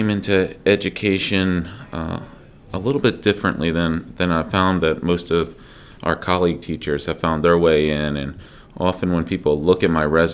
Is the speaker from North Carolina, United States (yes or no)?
no; Dover, Delaware, United States; I grew up in Dover, Delaware